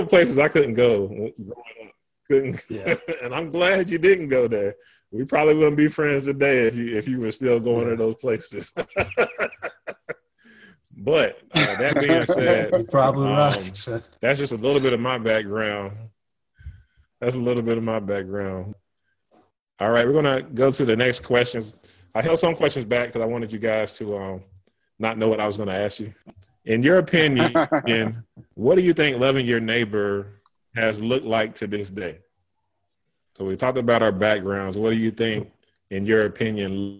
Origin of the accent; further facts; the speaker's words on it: Burlington, North Carolina, United States; I grew up in Burlington, North Carolina